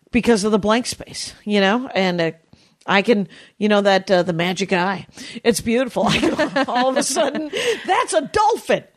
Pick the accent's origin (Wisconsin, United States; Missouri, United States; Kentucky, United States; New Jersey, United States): Wisconsin, United States; now in California, United States; I'm from Wisconsin.